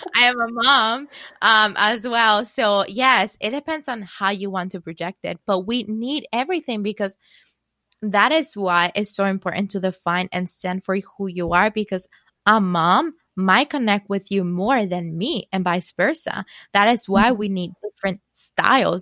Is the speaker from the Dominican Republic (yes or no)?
yes; Dominican Republic; moved away as an adult; now in New York, United States; I am from Dominican Republic originally. I moved to New York in 2009.